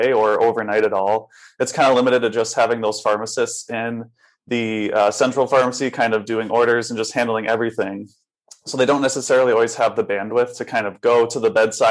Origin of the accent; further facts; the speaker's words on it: Connecticut, United States; moved away as an adult; also born or lived in Boston / Houston, Texas / Tucson, Arizona; now in Rochester, United States; Originally, I'm from Connecticut